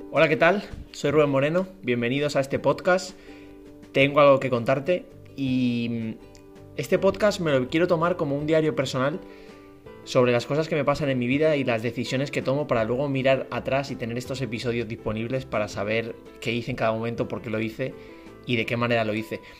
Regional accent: Madrid, Community of Madrid, Spain; now in Frankfurt, Germany; yo soy de Madrid, de España

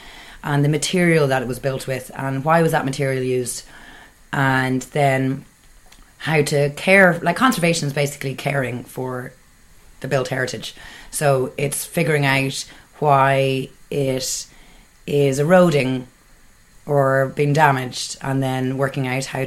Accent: Ballybrack, Leinster, Ireland; now in Dublin, Ireland; I am from Ballybrack

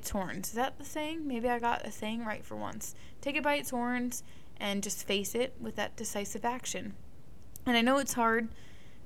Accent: Northeast, United States; I grew up in the Northeast

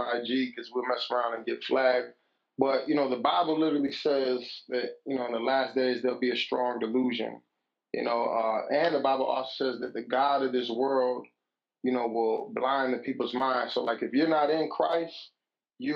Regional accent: Chicago, Illinois, United States; also born or lived in Virginia; I'm from Chicago, Illinois

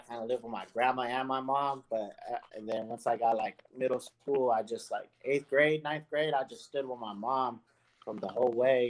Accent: Ontario, California, United States; moved away; I grew up the whole city of Ontario from the south all the way towards Upland borderline. Since young, and all the way until I moved out here

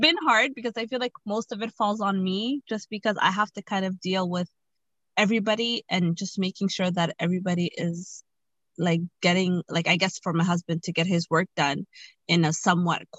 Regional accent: Ottawa, Ontario, Canada; moved away as an adult; now in Toronto, Canada; I'm from Ottawa. So Ottawa is like 5 hours away from Toronto. And my entire family lives in Ottawa. But I moved here after I got married

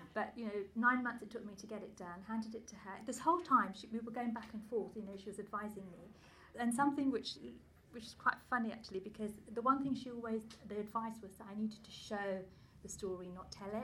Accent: London, United Kingdom; English is a second language; I grew up quite close to here. I grew up in Leytonstone, which is just a few miles that way.

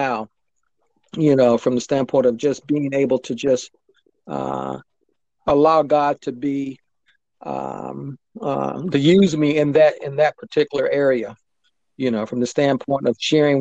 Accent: Akron, Ohio, United States; moved away; my hometown of Akron, Ohio

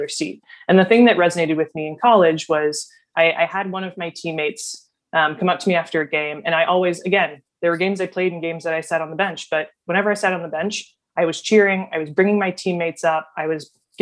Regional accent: Dearborn, Michigan, United States; moved away as an adult; also born or lived in East Coast; I grew up in Dearborn, Michigan. I'm a Midwestern gal at heart, and I found myself on the East Coast really in my college journey

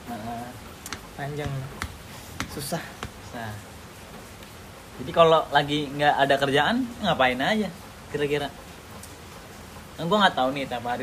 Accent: Palembang, South Sumatra, Indonesia; now in Jakarta, Indonesia; gue mah aslinya Palembang

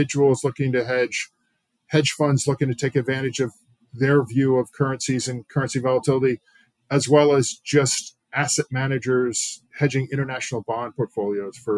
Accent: Pennsylvania, United States; I'm from Pennsylvania originally

